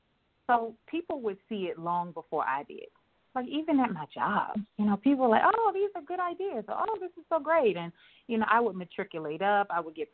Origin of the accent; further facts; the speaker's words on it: Columbia, South Carolina, United States; now in Maryland, United States; I'm from Columbia, South Carolina, for the listeners. Of course, I live in Maryland now, but I'm from Columbia, South Carolina, so I grew up there.